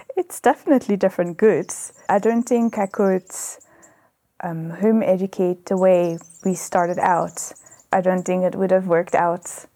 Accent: Belgium; moved away as an adult; now in South Africa; I was born in Belgium.

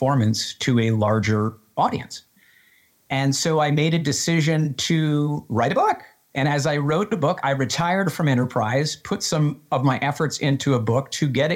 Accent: Western Massachusetts, United States; I grew up in Western Massachusetts.

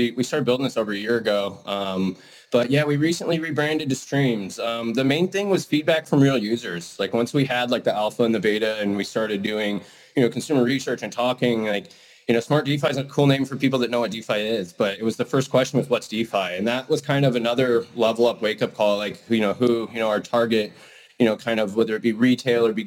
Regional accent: Idaho, United States; I grew up in Idaho in the mountains.

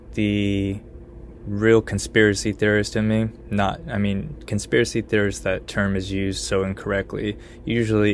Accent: Connecticut, United States; now in Austin, United States; my home state of Connecticut

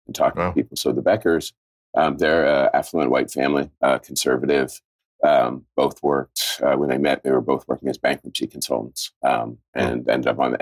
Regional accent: Penn Hills, Pennsylvania, United States; moved away; also born or lived in Philadelphia; It's like an aging suburb right on the eastern edge of Pittsburgh called Penn Hills

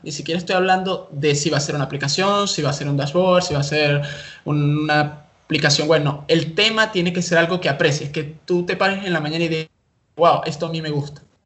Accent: Caracas, Capital District, Venezuela; soy de Venezuela, Caracas

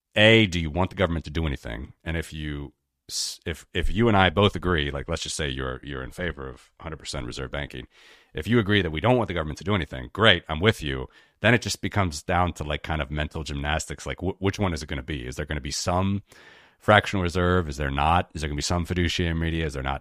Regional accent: Cincinnati, Ohio, United States; my hometown named after the Great Cincinnati

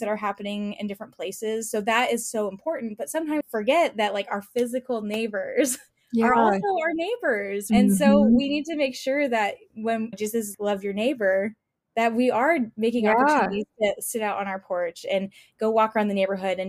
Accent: California, United States; moved away as an adult; now in Indianapolis, United States; I didn't grow up in Indy. And so I grew up in California. I moved to Indy about 6 years ago

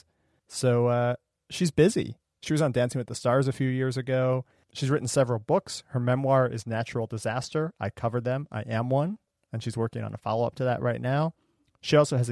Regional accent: Ohio, United States; I grew up in Ohio

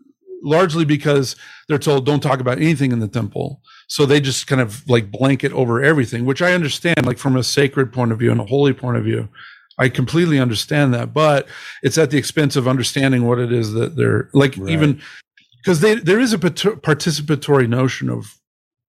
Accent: Utah, United States; also born or lived in Canada; I grew up in Utah, okay, largely

